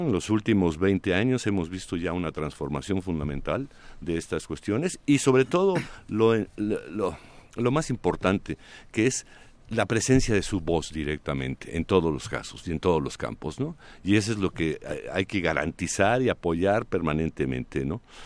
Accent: Mexico; ¿Qué somos los demás mexicanos?

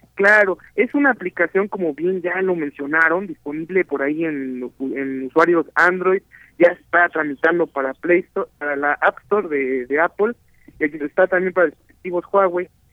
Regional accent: Mexico; first language Spanish; nuestra lengua madre de muchos mexicanos

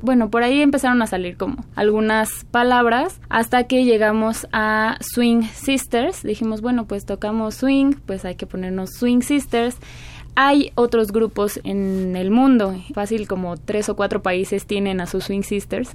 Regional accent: Mexico; Somos mexicanas

